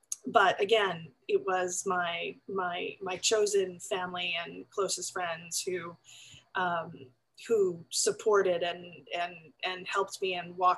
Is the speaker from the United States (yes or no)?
yes; Valley Stream, New York, United States; accent: New York; I actually grew up in New York on Long Island, as I used to sound, I think, a long, long time ago with my New York accent. And I grew up in Valley Stream, which is on the flight plan of JFK Airport